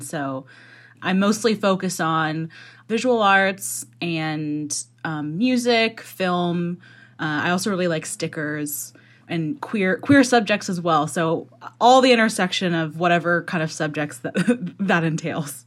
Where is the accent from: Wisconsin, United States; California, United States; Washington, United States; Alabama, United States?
Washington, United States; Seattle; I grew up in the Seattle area